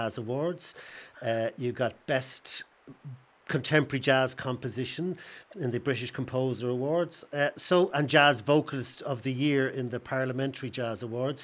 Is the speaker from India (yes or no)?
no; Dublin, Leinster, Ireland; I'm from Clondalkin myself.